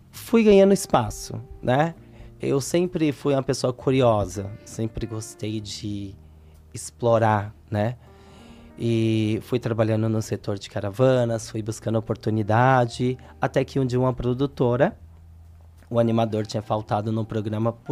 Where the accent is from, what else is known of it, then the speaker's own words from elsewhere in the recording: Vitória da Conquista, Bahia, Brazil; now in São Paulo, Brazil; eu vim do estado da Bahia para São Paulo, Vitória da Conquista.